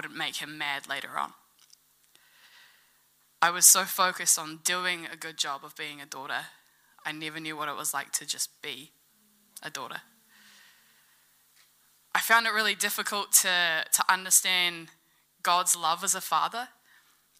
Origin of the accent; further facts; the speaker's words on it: Gore, Southland, New Zealand; Growing up in Gore, I always had my dad around physically